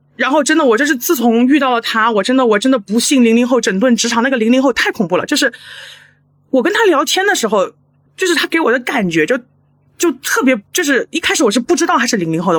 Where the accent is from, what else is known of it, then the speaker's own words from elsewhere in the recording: Chengdu, Sichuan, China; 我是成都的